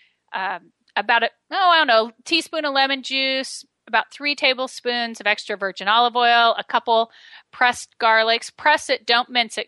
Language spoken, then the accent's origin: English; Medford, Oregon, United States; my hometown of Medford, Oregon